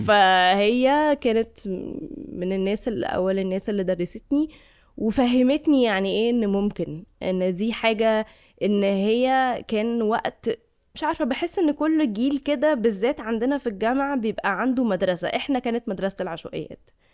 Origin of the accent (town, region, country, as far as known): Egypt